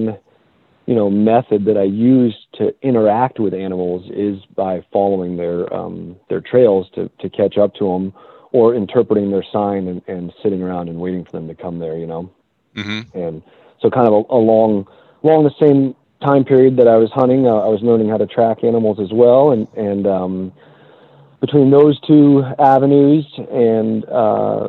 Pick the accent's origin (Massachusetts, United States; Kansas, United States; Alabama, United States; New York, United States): Massachusetts, United States; Boston; now in California, United States; I actually grew up in the middle of the city in Boston